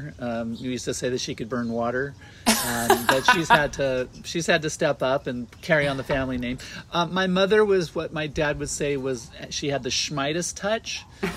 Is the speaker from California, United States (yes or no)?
yes; Southern California, United States; also born or lived in San Diego, California / Los Angeles, California; I was born here, and then I was raised in the mountains of Southern California, here, not too far